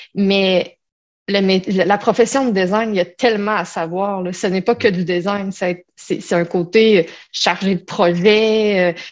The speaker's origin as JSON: {"language": "French", "region": "Quebec", "country": "Canada", "tie": "born or raised there"}